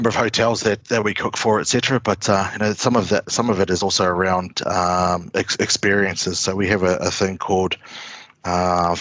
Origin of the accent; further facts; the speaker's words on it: New Zealand; moved away as an adult; also born or lived in Brisbane, Australia; now in Uluru, Australia; Growing up in New Zealand, being of Maori heritage, I grew up with a fairly close access to Maori culture